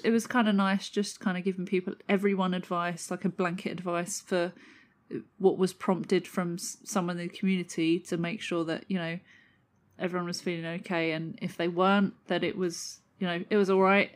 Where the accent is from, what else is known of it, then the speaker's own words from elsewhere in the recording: London, United Kingdom; moved away; I grew up in southeast London as well. I don't live there anymore